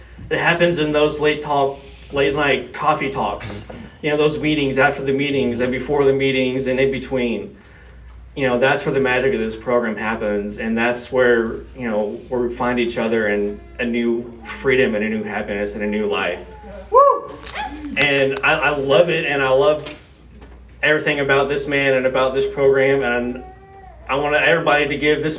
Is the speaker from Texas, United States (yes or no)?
yes; Austin, Texas, United States; So I am from Austin, Texas. My home group is the Lambda Live and Let Live group on Sunday morning at 11 o'clock.